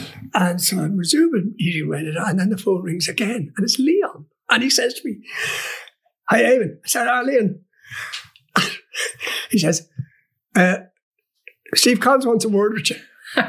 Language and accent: English; England, United Kingdom; I said, "But I am English."